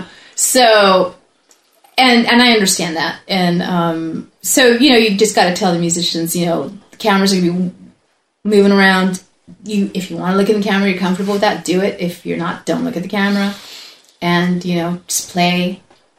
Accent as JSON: {"language": "English", "region": "Southern California", "country": "United States", "tie": "born or raised there", "also_born_or_lived": "Mexico", "moved": "as an adult", "said": "I was born in Mexico. Then we came up and lived in Southern California for about 20 plus years, and then after that moved up here."}